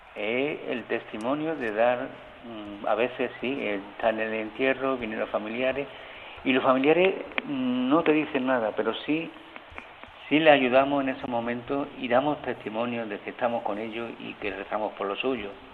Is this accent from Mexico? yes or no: no; a village in Seville province, Andalusia, Spain; moved away as an adult; now in Canary Islands, Spain; yo me crié en un pueblo chico, en un pueblo de Sevilla, un pueblo de colonización